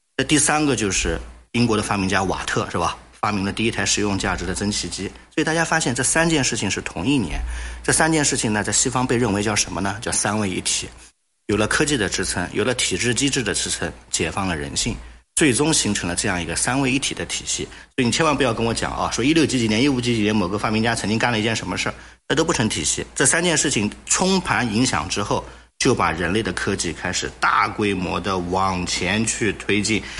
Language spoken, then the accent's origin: Chinese; China; 我们中国人